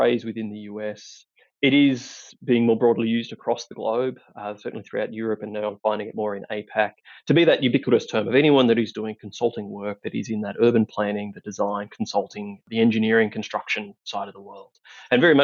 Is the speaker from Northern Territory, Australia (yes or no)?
no; country Victoria, Australia; accent: Aussie twang; moved away as an adult; also born or lived in Melbourne, Australia; now in Denver, United States; I am indeed Australian. I grew up in country Victoria and lived in Melbourne for many years.